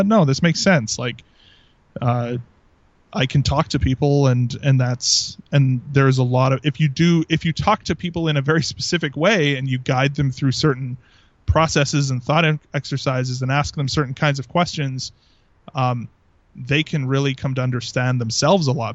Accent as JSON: {"language": "English", "region": "Southern Alberta", "country": "Canada", "tie": "born or raised there", "first_language": "English", "said": "I grew up in Southern Alberta"}